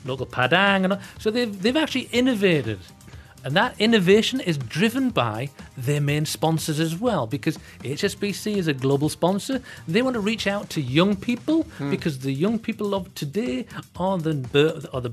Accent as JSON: {"language": "English", "town": "Newcastle upon Tyne", "region": "North East England", "country": "United Kingdom", "moved": "yes", "lives_now": "Malaysia", "said": "I'm from Newcastle"}